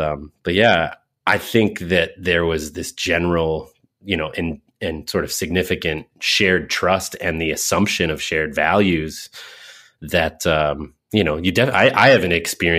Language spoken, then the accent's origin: English; Windsor, Connecticut, United States; I was born in Hartford, in a hospital in Hartford, Connecticut proper. I was raised in one town over, directly north of Hartford on the 91, as you Californians might say, Interstate 91, one exit out of Hartford in a town called Windsor, Connecticut